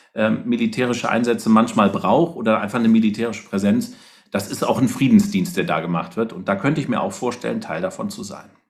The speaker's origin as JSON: {"language": "German", "region": "Rhineland", "country": "Germany", "said": "Ich komme ja aus dem Rheinland"}